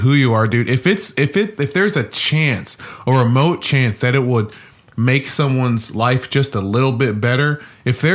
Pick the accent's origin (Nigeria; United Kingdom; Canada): Nigeria; I'm Nigerian